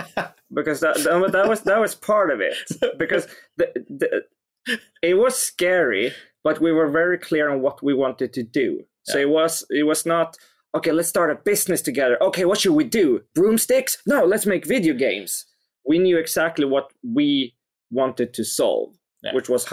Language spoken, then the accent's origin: English; Skövde, Västra Götaland, Sweden; English is a second language; it was in this huge city, which was more than 10 times bigger than my hometown, called Skövde.